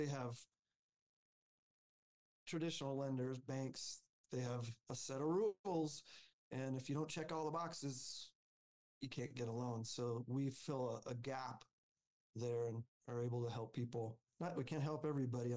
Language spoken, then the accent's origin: English; Alaska, United States; moved away as an adult; now in Denver, United States; I grew up in Alaska. I came down to Colorado for college.